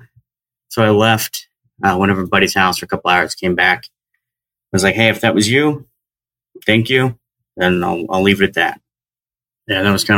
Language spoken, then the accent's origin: English; Southern Oregon, United States; moved away as an adult; I grew up in Southern Oregon